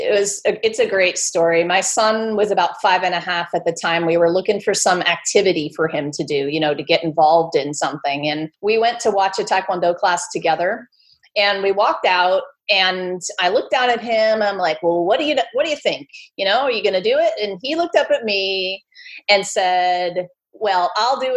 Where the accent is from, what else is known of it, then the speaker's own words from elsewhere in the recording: California, United States; I grew up in California